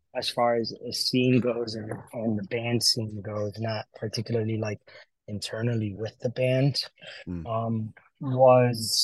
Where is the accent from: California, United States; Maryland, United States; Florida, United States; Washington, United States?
Florida, United States; Miami; now in Lansing, United States; Back home, I grew up in Miami, Florida